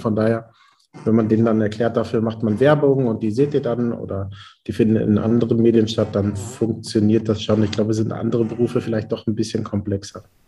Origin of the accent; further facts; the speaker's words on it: Haltern am See, North Rhine-Westphalia, Germany; ich komme ja aus Münsterland, aus Haltern am See und äh, bin der Zweitgeborene aus einem elterlichen Bäckereibetrieb.